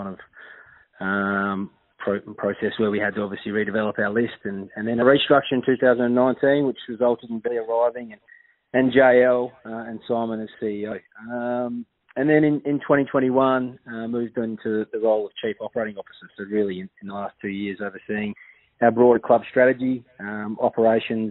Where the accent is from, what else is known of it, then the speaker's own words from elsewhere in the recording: Swan Valley, Western Australia, Australia; it was a bit of a country life growing up in the Swan Valley as a kid